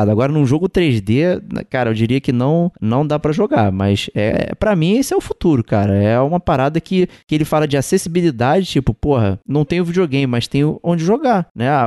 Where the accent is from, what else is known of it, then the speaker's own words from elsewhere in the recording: Rio de Janeiro, Brazil; Como um bom carioca, tem que pensar em formas alternativas de, jogar, né?